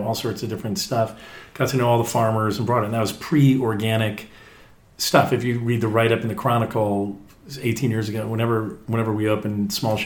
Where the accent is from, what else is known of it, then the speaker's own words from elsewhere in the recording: East Coast, United States; moved away; I'm from the East Coast